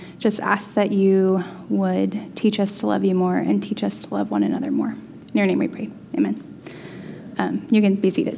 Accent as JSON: {"language": "English", "region": "the South", "country": "United States", "tie": "born or raised there", "said": "I grew up in the Methodist Church in the South"}